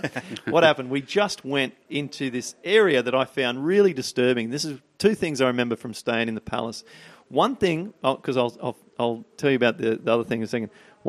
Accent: Peak Hill, New South Wales, Australia; I'm from Peak Hill.

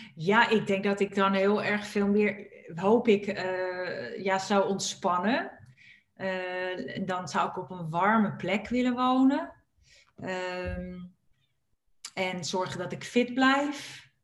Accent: Purmerend, North Holland, Netherlands; ik ben opgegroeid in Purmerend

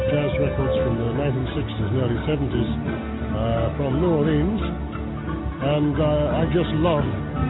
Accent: Northern Ireland, United Kingdom; I'm from Northern Ireland.

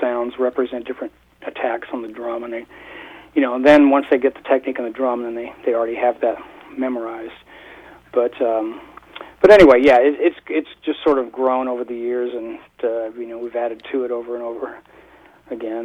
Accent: Toronto, Ontario, Canada; moved away; also born or lived in Hawaii; I was born in Toronto

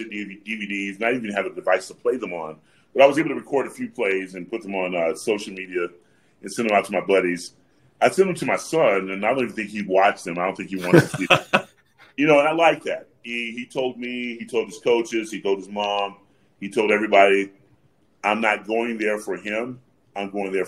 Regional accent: Atlanta, Georgia, United States; I'm from Atlanta, Georgia.

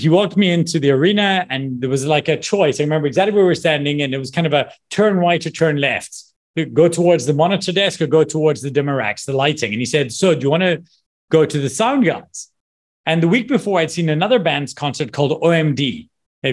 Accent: Scotland, United Kingdom; moved away; also born or lived in South Africa; I'm from Scotland

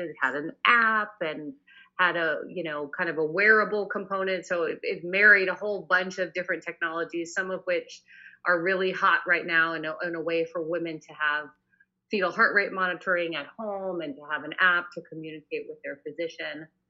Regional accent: Boston, Massachusetts, United States; now in Northern California, United States; I'm actually from Boston originally. I now live in Northern California

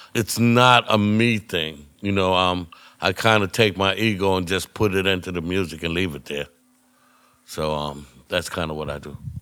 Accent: United States; I'm an American

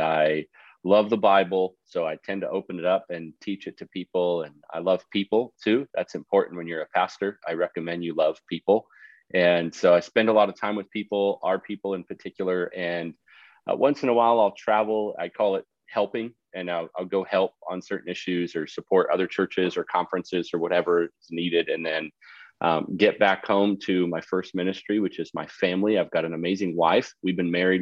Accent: Canada; moved away; also born or lived in Dallas, Texas; And I grew up in Canada

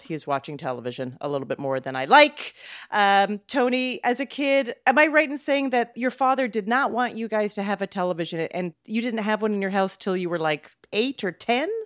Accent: Calgary, Alberta, Canada; I'm from Calgary, by the way. I grew up in oh, Calgary

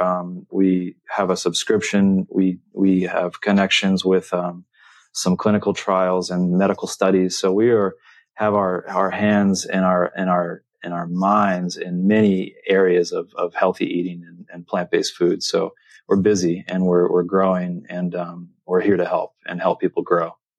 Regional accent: San Diego, California, United States; growing up in San Diego.

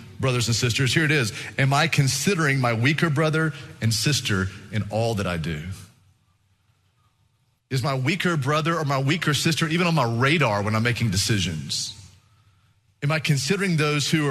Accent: Texas, United States; we're from Texas.

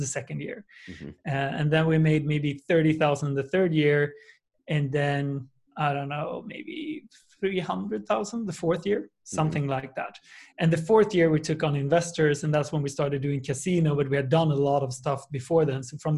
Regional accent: Sweden; I'm from a small town in Sweden with 125,000 people.

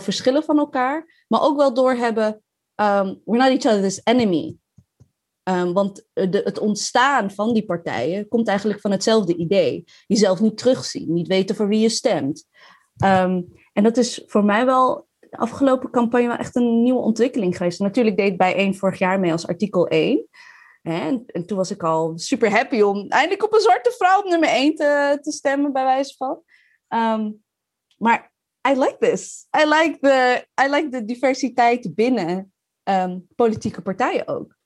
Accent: Maarssen, Utrecht, Netherlands; also born or lived in Leiden; now in The Hague, Netherlands; Ik kom uit Maars. Ik heb in Leiden gewoond en in Den Haag

